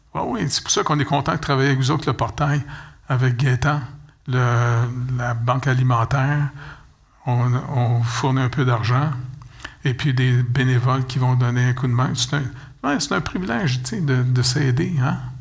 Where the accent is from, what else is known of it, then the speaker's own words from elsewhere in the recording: Montreal, Quebec, Canada; je suis né au Canada